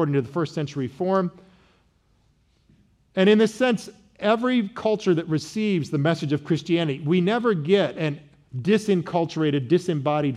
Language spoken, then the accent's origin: English; Midwest, United States; I was from the great Midwest